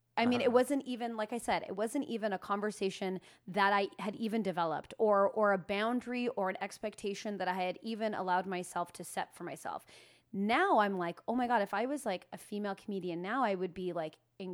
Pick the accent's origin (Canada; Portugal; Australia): Canada; Alliston, Ontario; Alliston, Ontario. Potato Town.